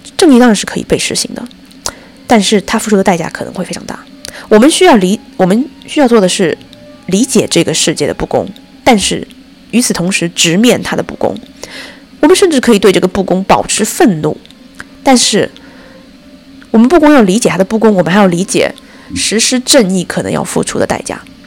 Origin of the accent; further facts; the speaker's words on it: China; 我们中国人还经历了这么多朝代